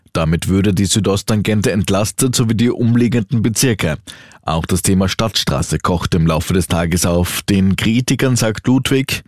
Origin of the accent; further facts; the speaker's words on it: Austria; bei uns in Österreich